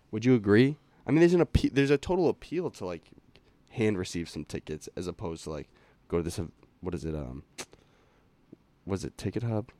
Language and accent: English; Lincoln, Massachusetts, United States; we grew up in Lincoln, Mass